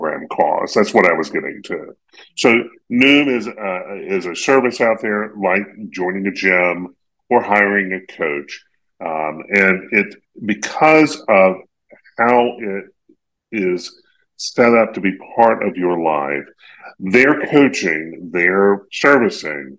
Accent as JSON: {"language": "English", "region": "Eastern North Carolina", "country": "United States", "tie": "born or raised there", "said": "I grew up in Eastern North Carolina"}